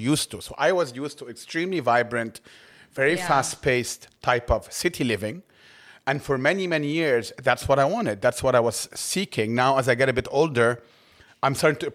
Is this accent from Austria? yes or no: no; Cairo, Cairo Governorate, Egypt; I know what it's like to grow up in Cairo